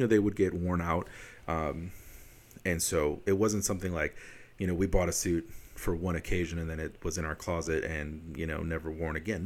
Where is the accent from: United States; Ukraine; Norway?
United States; Wisconsin; I'm from Wisconsin. All my experiences are in Wisconsin